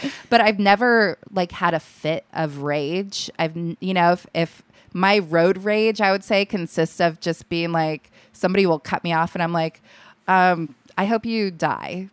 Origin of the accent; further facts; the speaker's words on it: Alaska, United States; I was born and raised there